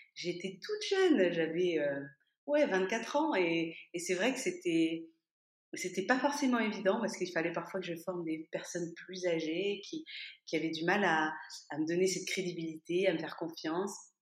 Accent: France; moved away as an adult; now in Toulouse, France; je suis française, mais j'étais partie pendant huit ans

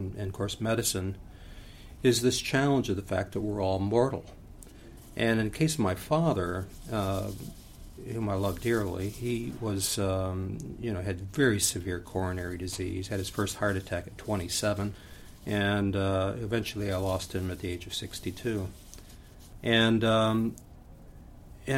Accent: Niles, Michigan, United States; my hometown cemetery. It's called the Silver Brook Cemetery in Niles, Michigan.

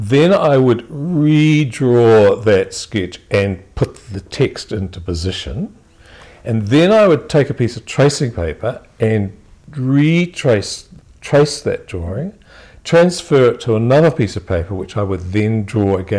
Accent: Invercargill, Southland, New Zealand; Russell, my brother, and I, we were born and raised in Invercargill

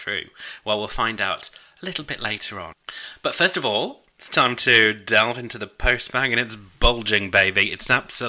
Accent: United Kingdom; I'm British.

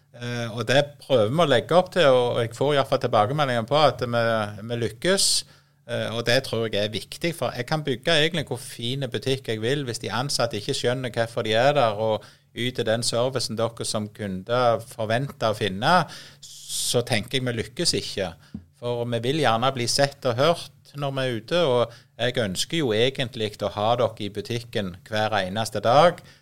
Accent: Voll, Rogaland, Norway; Jeg er jo født og oppvokst på Voll, eh, midt i et landbruksområde

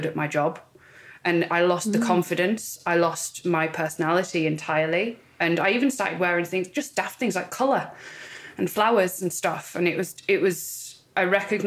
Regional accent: Cumbria, North West England, United Kingdom; moved away as an adult; also born or lived in London; if you can tell by my accent, I grew up in the north of England, I'm right up in Cumbria

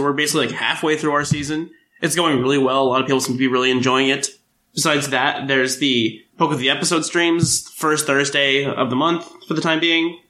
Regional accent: United States; I'm from the States

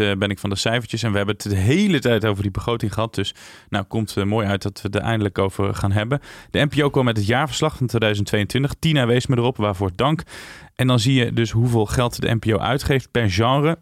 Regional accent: Tiel, Gelderland, Netherlands; Dus ik kom uit de Betuwe

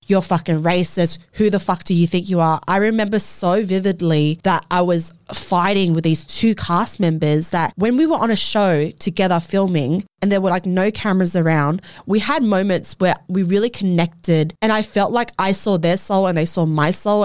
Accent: Australia; as an Australian citizen, not being able to come home into her own fucking country

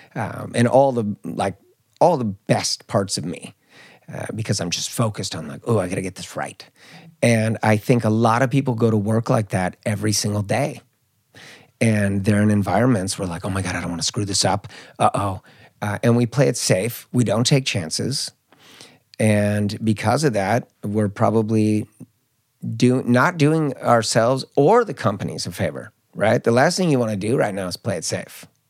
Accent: Marin County, Bay Area, California, United States; also born or lived in Mallorca, Spain; now in Stockholm, Sweden; I grew up in Marin County, which is a lot of high achievers

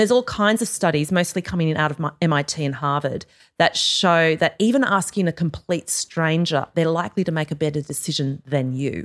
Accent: Australia; moved away; I'm clearly Australian

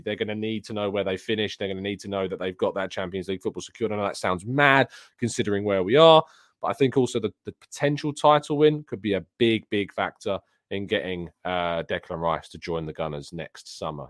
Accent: England, United Kingdom; I'm English

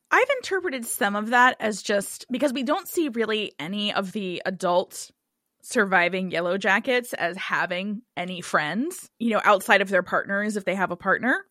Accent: Cincinnati, Ohio, United States; I'm from Cincinnati

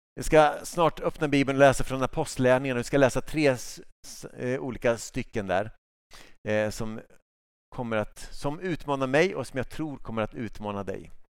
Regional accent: Sweden; jag som svensk

